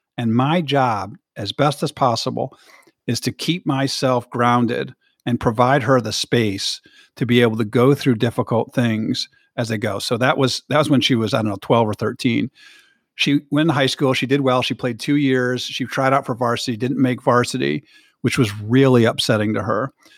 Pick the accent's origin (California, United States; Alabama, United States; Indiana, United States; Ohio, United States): Indiana, United States; South Bend; now in Michigan, United States; I grew up in South Bend, Indiana, with four brothers